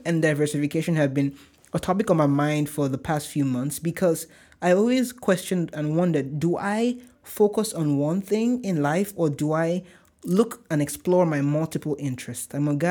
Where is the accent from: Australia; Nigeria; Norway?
Nigeria; accent: Nigerian; Oh my gosh, my Nigerian accent just came.